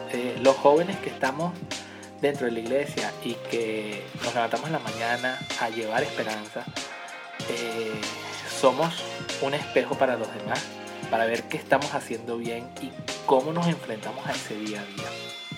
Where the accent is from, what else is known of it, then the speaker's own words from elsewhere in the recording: Venezuela; yo soy de Venezuela